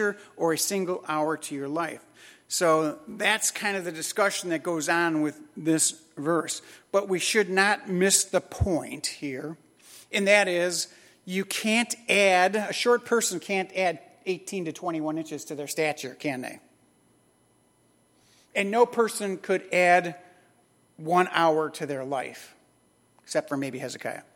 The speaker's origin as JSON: {"language": "English", "town": "Chicago", "region": "Illinois", "country": "United States", "tie": "born or raised there", "said": "As a kid growing up in Chicago, I grew up in a lower middle class home in Chicago."}